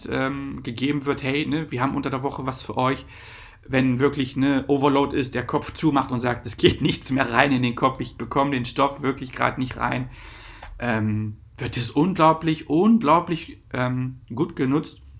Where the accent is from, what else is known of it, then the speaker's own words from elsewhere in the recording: Lower Saxony, Germany; Ich komme halt aus Wolfenbüttel, Braunschweig, Salzgitter.